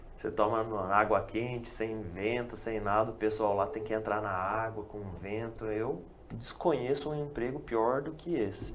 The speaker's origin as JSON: {"language": "Portuguese", "town": "Toledo", "region": "Paraná", "country": "Brazil", "moved": "yes", "said": "eu não sou da região, eu sou da região de Toledo"}